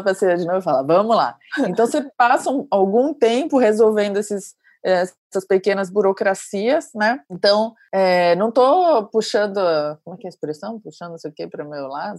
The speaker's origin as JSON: {"language": "Portuguese", "country": "Brazil", "also_born_or_lived": "Lyon, France / Marseille, France", "said": "eu sou brasileira, super expansiva"}